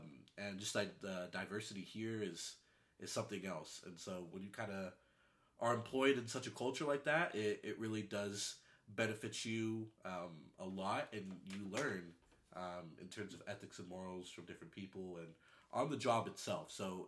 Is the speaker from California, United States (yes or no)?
yes; Sunnyvale, California, United States; also born or lived in Mountain View, California / Tracy, California / Modesto, California; I moved out back here in the Bay Area. I grew up in Sunnyvale, California, went to high school at Homestead High School, which is located in Cupertino, California